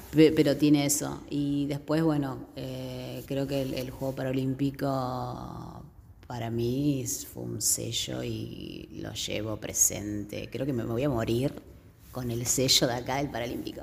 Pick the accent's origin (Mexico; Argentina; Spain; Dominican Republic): Argentina; Argentina, somos todos argentinos ahí